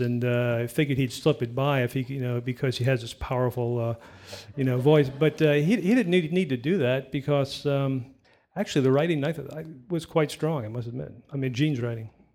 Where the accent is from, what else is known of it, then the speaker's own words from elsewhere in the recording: New York City, New York, United States; I grew up in New York City on the Lower East Side